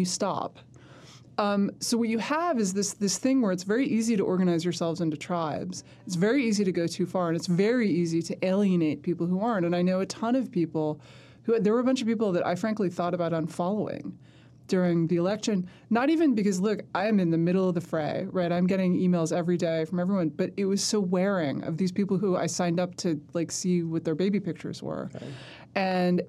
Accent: New York City, New York, United States; I grew up in Manhattan

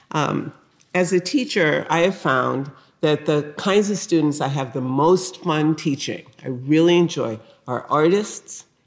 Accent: New Haven, Connecticut, United States; I grew up in the North. I grew up in New Haven, Connecticut, a uh, working class uh, neighborhood in a town, you know, dominated by two things: Yale University and also the Winchester Repeating

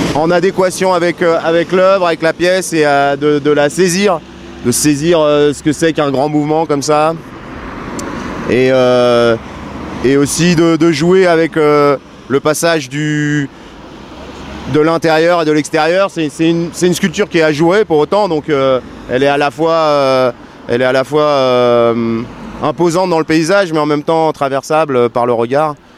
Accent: Annecy, Auvergne-Rhône-Alpes, France; moved away as an adult; je suis je suis né à Annecy donc euh, donc je suis savoyard d'origine, j'ai toute ma famille qui est qui est encore euh, ici. donc j'ai toujours vécu dans les montagnes

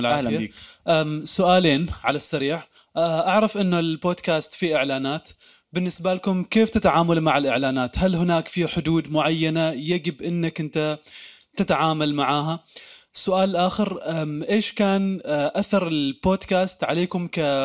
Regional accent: Egypt; احنا كمصريين

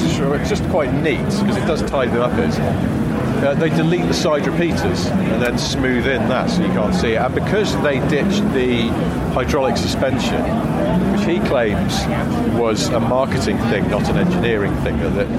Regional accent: Wilmslow, North West England, United Kingdom; I grew up in Wilmington, it's a weird place, there's too much money sloshing around in the 80s

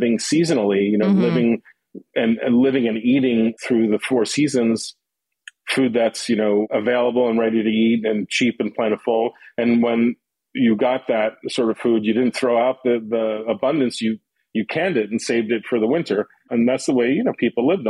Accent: New York City, New York, United States; also born or lived in Long Island; growing up in Queens

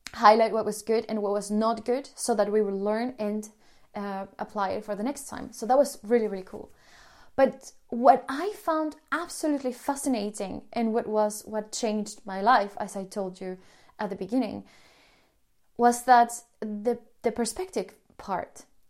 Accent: Colombia; moved away as an adult; also born or lived in Sweden; I'm from Colombia

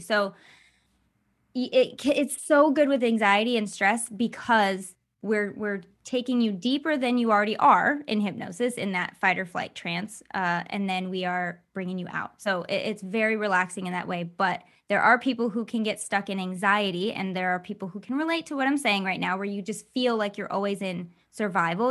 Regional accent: Michigan, United States; I grew up in Michigan

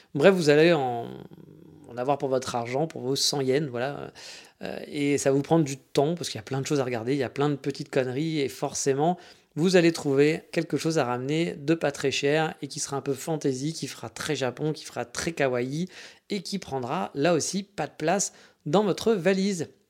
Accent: France; je venais de France

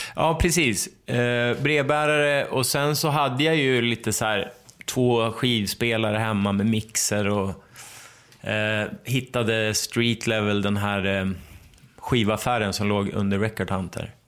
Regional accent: Ramsele, Västernorrland County, Sweden; also born or lived in Örnsköldsvik; vi flyttade från Ramsele när jag gick i åttan

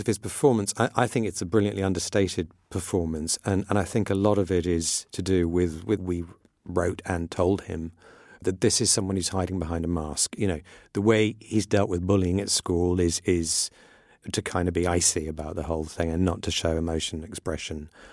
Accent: Iran; moved away; I grew up in in Iran, which was very tolerant of all religions

